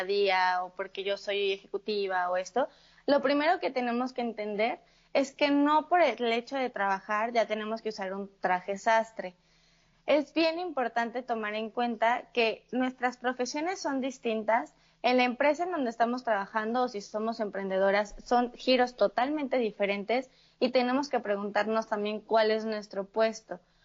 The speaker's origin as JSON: {"language": "Spanish", "town": "Morelia", "region": "Michoacán", "country": "Mexico", "said": "yo soy de una ciudad que se llama Morelia, eh, dentro de México"}